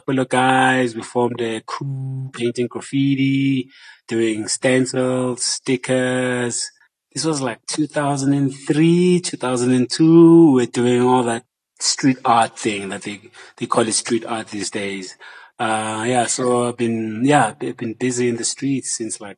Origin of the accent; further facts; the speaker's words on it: Johannesburg, Gauteng, South Africa; I grew up in Joburg.